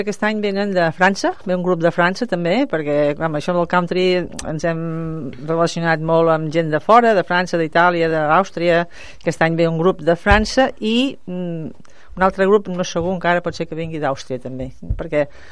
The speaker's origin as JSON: {"language": "Catalan", "town": "Mataró", "region": "Catalonia", "country": "Spain", "said": "jo soc de Mataró"}